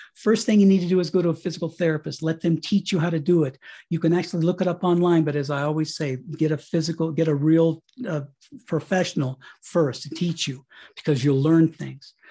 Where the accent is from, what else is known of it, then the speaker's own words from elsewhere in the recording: Colorado, United States; moved away as an adult; my wife and I got this, uh, property out here in Colorado, we came back to my hometown